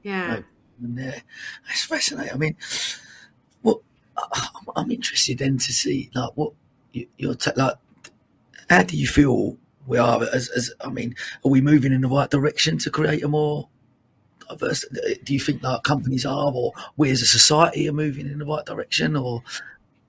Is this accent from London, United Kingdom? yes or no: yes; Dagenham, London, United Kingdom; I grew up in Dagenham in Essex